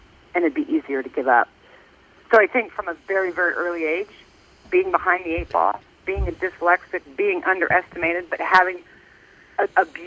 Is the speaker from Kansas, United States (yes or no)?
yes; Lawrence, Kansas, United States; I'm just born and raised in Lawrence, Kansas